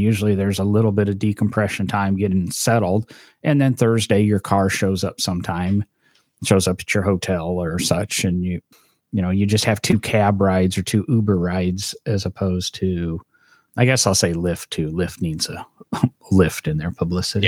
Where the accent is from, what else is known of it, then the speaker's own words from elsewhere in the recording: Midwest, United States; I grew up in the Midwest, so I'm used to snow